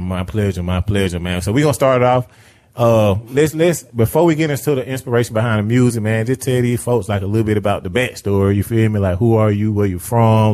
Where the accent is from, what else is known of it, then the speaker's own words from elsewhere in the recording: Riverdale, United States; I'm from Riverdale